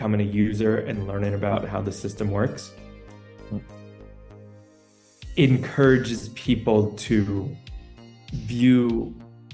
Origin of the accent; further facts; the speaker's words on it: New York, United States; now in El Salvador; I am originally from New York. I currently live in El Salvador